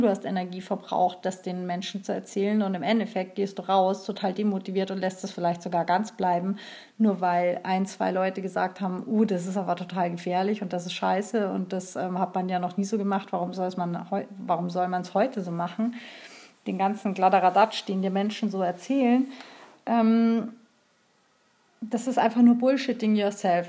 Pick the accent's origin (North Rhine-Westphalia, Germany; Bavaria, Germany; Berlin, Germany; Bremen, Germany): Bavaria, Germany; hier bei uns in Bayern